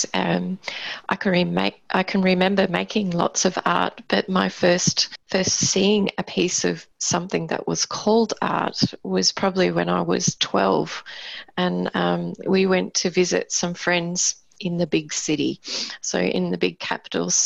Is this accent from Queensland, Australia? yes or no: yes; Queensland, Australia; moved away as an adult; now in Tasmania, Australia; I'm originally from Queensland, from a small country town